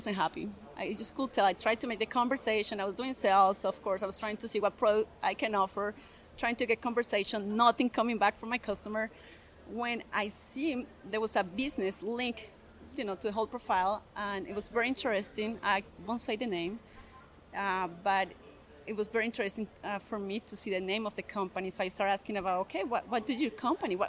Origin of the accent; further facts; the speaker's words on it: Granada, Colombia; English is a second language; moved away as an adult; also born or lived in Bogota, Colombia; now in United States; I'm originally from Colombia, from a small town called Granada